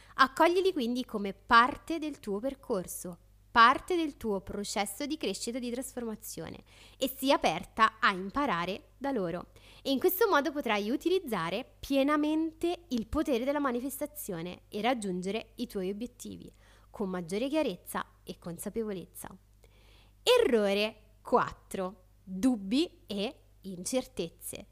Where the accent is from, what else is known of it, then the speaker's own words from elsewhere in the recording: Rome, Lazio, Italy; da romana